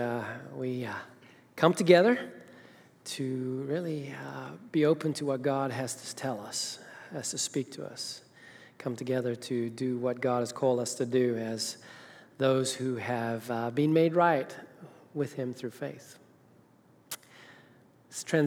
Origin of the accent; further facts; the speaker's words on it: Zimbabwe; moved away; Zimbabwe, Africa, that's where I'm from.